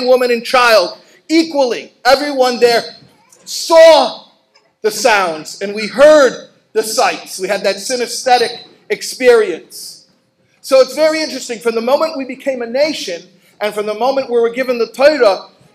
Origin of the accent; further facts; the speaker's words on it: Chicago, Illinois, United States; now in New York, United States; I live in New York and I grew up in Chicago